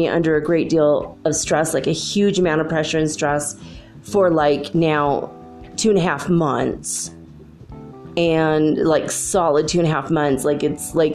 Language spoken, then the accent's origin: English; United States; I'm an American